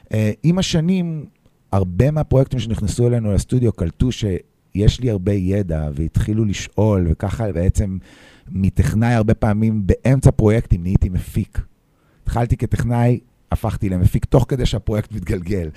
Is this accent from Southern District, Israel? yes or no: no; Petah Tikva, Central District, Israel; also born or lived in New York; now in Tel Aviv, Israel; עד גיל 17-18 הייתי בפתח תקווה